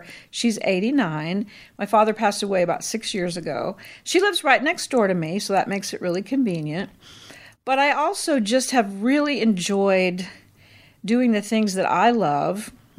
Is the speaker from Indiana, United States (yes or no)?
yes; Gary, Indiana, United States; born there; also born or lived in Philippines; So I'm not from here originally. I was born in Gary, Indiana, and lived a lot of places. And then in high school, my parents were missionaries, so I moved to the Philippines for almost 5 years and then came back to Indiana.